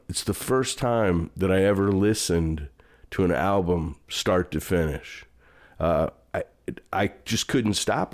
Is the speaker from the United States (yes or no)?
yes; St. Louis, Missouri, United States; moved away as an adult; also born or lived in Chicago; now in Dallas, United States; I grew up mostly in Saint Louis.